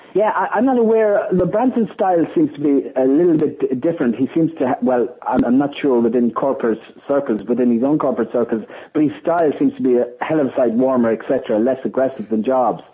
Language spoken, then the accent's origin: English; Ireland; being an Irish person